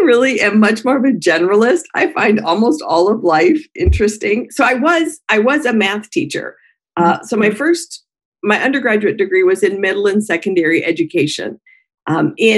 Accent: Colorado, United States; moved away; I am a Colorado native, so in the United States, born and raised in Colorado

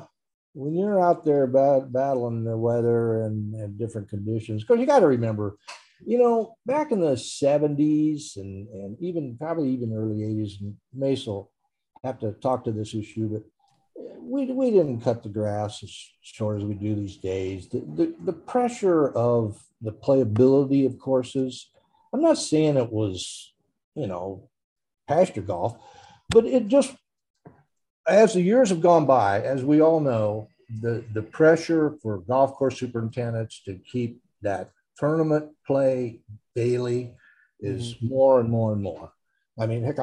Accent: Newton, Iowa, United States; I grew up in Newton

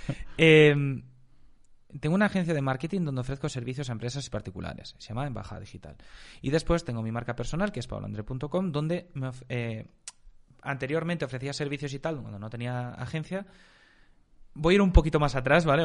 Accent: Galicia, Spain; moved away as an adult; also born or lived in Zurich, Switzerland; now in Andorra; yo nací en España, aunque viví en, Suiza hasta los 7, 8 años de edad más o menos

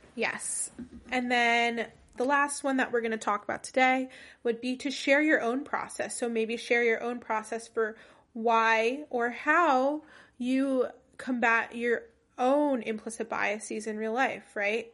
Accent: New Jersey, United States; first language English; I was born and raised in New Jersey

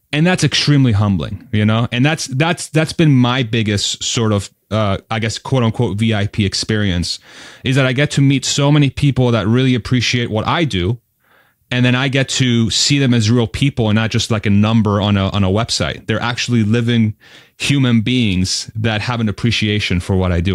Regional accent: Spain; I was born in Spain

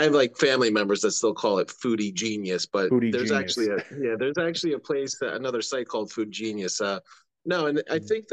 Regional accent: New Jersey, United States; also born or lived in Fanwood, New Jersey; I was born in South Jersey till I was seven. That's where I got my Philly allegiance. But then I lived most of my life in North Jersey, Northwestern Jersey

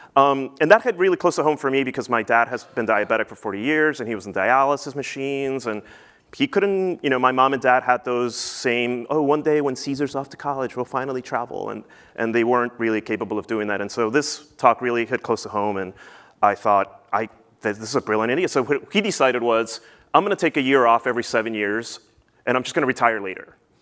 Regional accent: New Jersey, United States; also born or lived in Peru; I grew up in New Jersey

